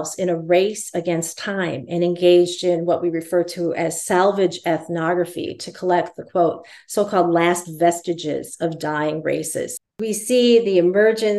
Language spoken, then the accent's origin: English; Minneapolis, Minnesota, United States; now in Santa Cruz, United States; I grew up in Minneapolis, St. Paul, so I consider myself also an urban Indian as well.